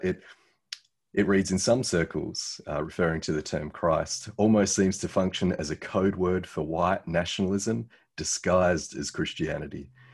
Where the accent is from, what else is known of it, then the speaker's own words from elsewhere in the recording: Australia; this Aussie